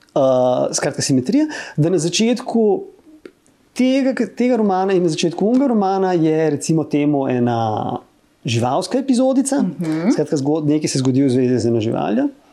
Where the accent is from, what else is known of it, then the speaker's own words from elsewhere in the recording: Ljubljana, Slovenia; sem rojen v Ljubljani